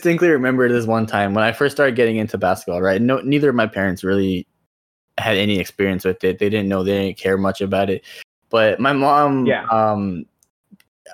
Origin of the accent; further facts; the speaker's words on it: India; moved away; I grew up in India. I'm like, you know, Indian